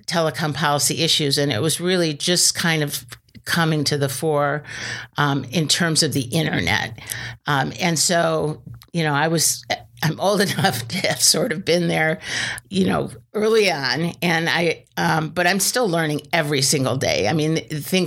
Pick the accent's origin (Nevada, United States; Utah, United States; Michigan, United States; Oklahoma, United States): Michigan, United States; moved away as an adult; now in Washington, United States; I'm from Michigan